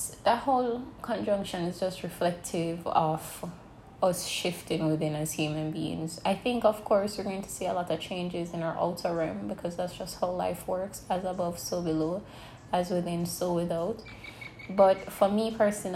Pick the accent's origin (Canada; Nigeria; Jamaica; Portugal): Jamaica; moved away; I moved recently back to my home country, Jamaica.